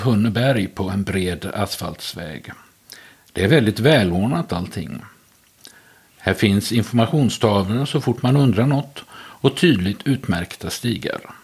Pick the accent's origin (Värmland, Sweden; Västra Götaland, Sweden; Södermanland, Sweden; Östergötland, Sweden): Västra Götaland, Sweden; Västergötland; Jag är född och uppvuxen i Västergötland och har i stort sett aldrig bott någon annanstans